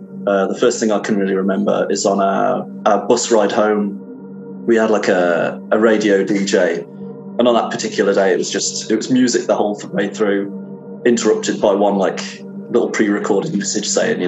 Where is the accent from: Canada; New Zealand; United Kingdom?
United Kingdom; Penkridge, West Midlands; I'm from Penkridge in the West Midlands in England. I'm 32 years old.